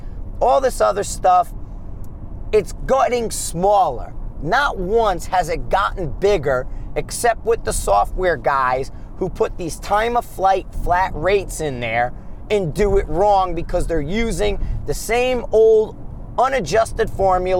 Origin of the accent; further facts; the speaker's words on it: United States; we're American